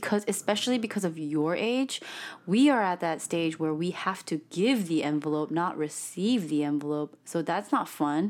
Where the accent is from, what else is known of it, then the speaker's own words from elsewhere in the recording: South Korea; first language English; It actually is, but I'm from Korea, so.